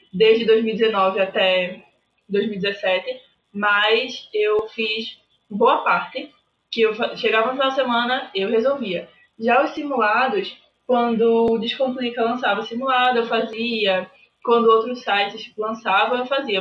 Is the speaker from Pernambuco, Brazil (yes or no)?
yes; Recife, Pernambuco, Brazil; eu sou de Recife, Pernambuco